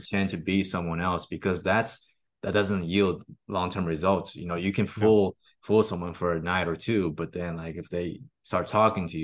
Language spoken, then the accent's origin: English; Austin, Texas, United States; I'm from Austin, Texas.